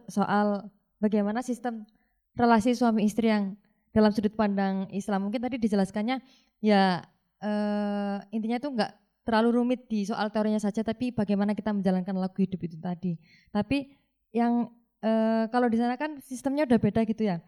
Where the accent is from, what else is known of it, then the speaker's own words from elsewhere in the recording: Malang, East Java, Indonesia; saya dari Malang.